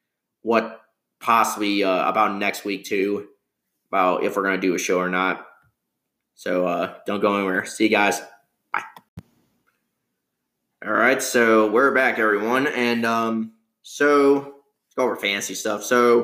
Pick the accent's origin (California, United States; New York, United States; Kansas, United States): New York, United States; Hey, buddy, I'm from New York.